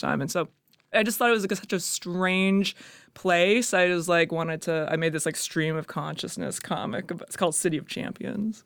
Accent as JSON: {"language": "English", "town": "Calgary", "region": "Alberta", "country": "Canada", "tie": "born or raised there", "also_born_or_lived": "Kingston / Edmonton / New York", "moved": "as an adult", "lives_now": "Toronto, Canada", "said": "growing up in Calgary, I was always, like, it's very conservative."}